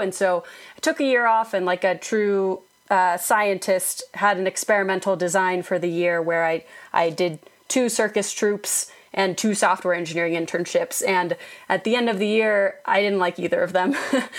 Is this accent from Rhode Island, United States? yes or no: no; Utah, United States; also born or lived in Boston / Iowa / Germany / London; I was born in Boston and sort of spent my childhood years in Iowa and Germany and then went to high school in Utah and also in London. But Utah is where I feel like I'm from, and that's where I am now.